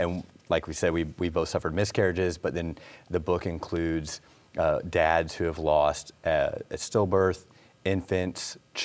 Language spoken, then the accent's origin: English; North Carolina, United States; I'm from North Carolina, where I live with my wife and son, who's 3.5 years old.